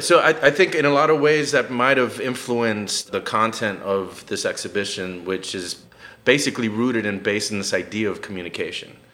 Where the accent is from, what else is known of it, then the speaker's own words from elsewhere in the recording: Miami, Florida, United States; moved away as an adult; now in New Haven, United States; I'm also from Miami where we all